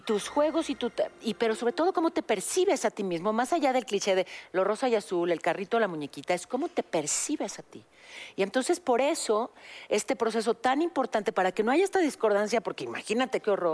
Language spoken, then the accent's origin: Spanish; Mexico; soy mexicanísima